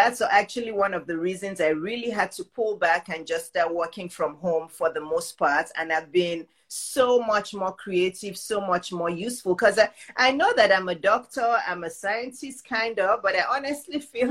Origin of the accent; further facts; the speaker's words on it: Nigeria; moved away; I grew up in Nigeria